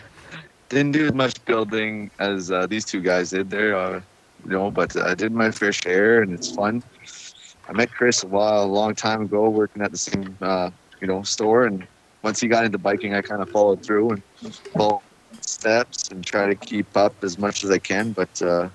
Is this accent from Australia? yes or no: no; Canada; I'm from Canada.